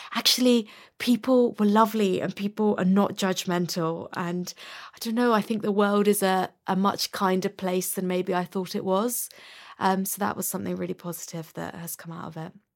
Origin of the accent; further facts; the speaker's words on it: London, United Kingdom; I'm a musician, born and bred in London.